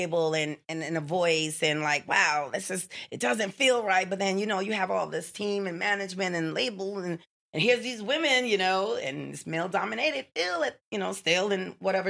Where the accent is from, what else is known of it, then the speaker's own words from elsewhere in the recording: Jamaica; I'm Jamaican